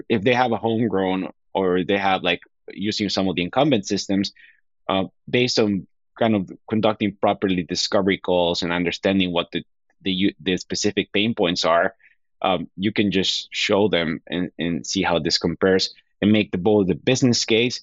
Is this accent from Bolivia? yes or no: yes; Bolivia; moved away as an adult; now in United States; I was born in the U.S., but I was raised in Bolivia.